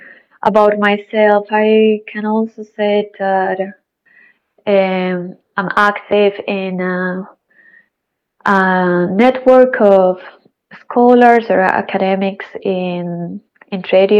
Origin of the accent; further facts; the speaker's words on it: Colombia; moved away as an adult; now in Berlin, Germany; I am from Colombia, but I've been living in Berlin for a couple of years.